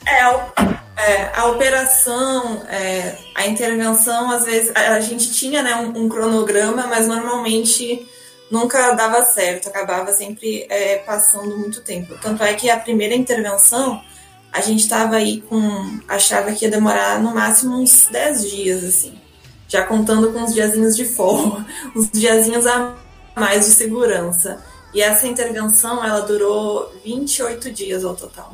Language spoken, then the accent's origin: Portuguese; Pelotas, Rio Grande do Sul, Brazil; moved away as an adult; now in Rio de Janeiro, Brazil; eu sou de Pelotas, sou natural de Pelotas